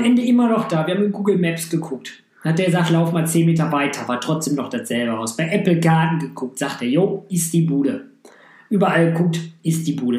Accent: Düsseldorf, North Rhine-Westphalia, Germany; Ich komme aus Düsseldorf

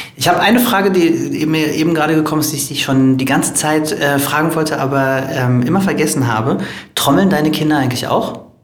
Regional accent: Berlin, Germany; dann kommen wir aus Berlin

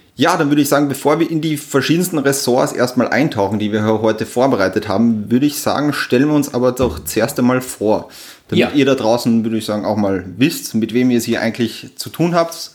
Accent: Upper Austria, Austria; now in Vienna, Austria; ich komme original aus Österreich, eigentlich aus Oberösterreich

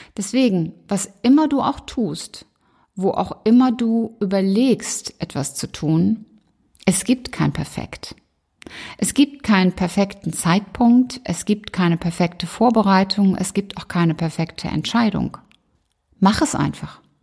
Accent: Rhineland, Germany; accent: rheinischer Dialekt / rheinischer Singsang; So ab und an schlagen meine rheinischen Wurzeln durch.

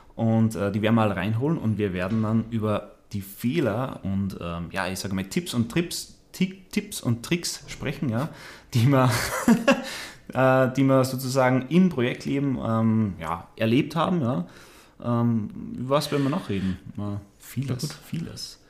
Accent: Austria; moved away as an adult; also born or lived in Landshut, Germany; now in Munich, Germany; habe mich dann aber in meine Heimat wieder abgesetzt, ja, nach Österreich

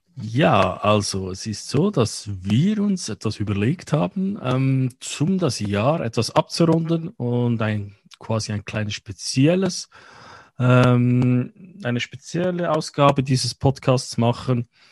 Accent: Switzerland; wie wir in der Schweiz sagen

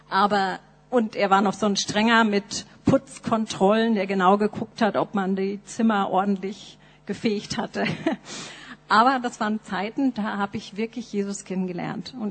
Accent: Nuremberg, Bavaria, Germany; meine Eltern äh, waren in der Baptistengemeinde in Nürnberg. Das ist mein geistliches Zuhause. Da bin ich aufgewachsen in der Sonntagsschule und Jungscher Freizeiten.

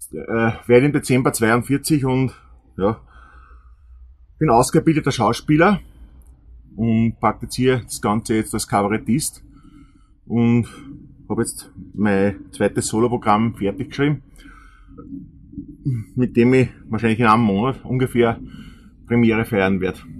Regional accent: Austria; weil wir einfach denken, wir sind Österreicher, wir machen den Podcast hauptsächlich für Österreicher. Wir reden so, wie uns der Schnabel gewachsen ist.

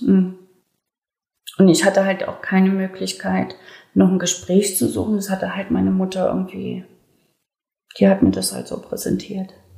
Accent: Leipzig, Saxony, Germany; accent: Saxon; moved away; also born or lived in Berlin; Mein Bruder ist in Leipzig geblieben und meine ganze Verwandtschaft. Und ich wurde dahin verpflanzt in eine völlig fremde Welt

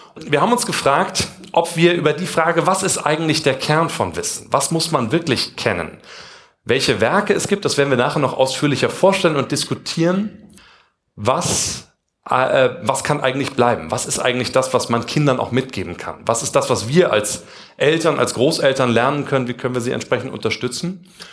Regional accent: Kassel, Hesse, Germany; wir kommen beide aus Kassel, Abitur Jakob Grimm Schule

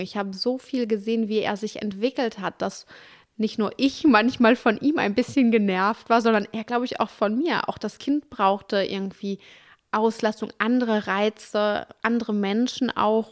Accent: Duisburg, North Rhine-Westphalia, Germany; also born or lived in Dortmund / Cologne; ich komme aus Duisburg, ich habe in Dortmund studiert und nachher in Köln gelebt

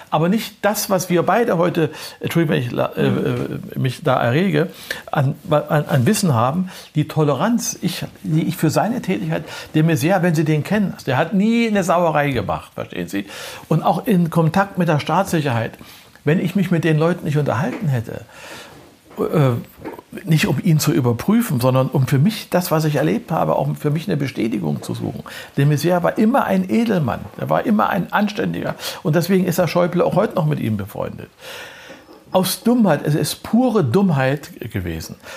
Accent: Prora, Mecklenburg-Vorpommern, Germany; born there; In Prora äh, bin ich geboren dann ist mein Vater ja Offizier in der NVA gewesen und die mussten immer umziehen.

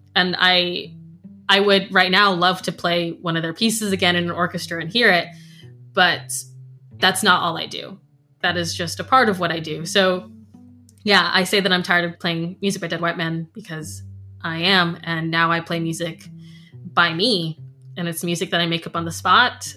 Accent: Florida, United States; now in Scotland; when I was growing up in Florida, we always knew our neighbors' names

